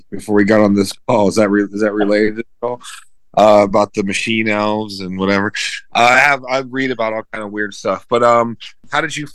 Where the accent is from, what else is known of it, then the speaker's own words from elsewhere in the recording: Pittsburgh, Pennsylvania, United States; also born or lived in Indianapolis, Indiana; now in Myrtle Beach, United States; I just moved down here to uh, Myrtle Beach, South Carolina, just outside of Myrtle Beach from Indianapolis. I'm originally from Pittsburgh, PA. I work right now as a hospice chaplain. I've known Paul since about 2007. He's been my teacher since then. I'm uh, Orthodox Christian